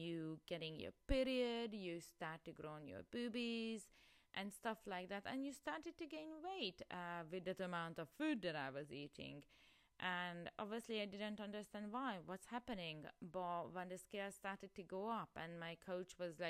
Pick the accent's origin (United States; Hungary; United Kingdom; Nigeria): Hungary; moved away; I'm originally from Hungary, and I actually grown up in a small village.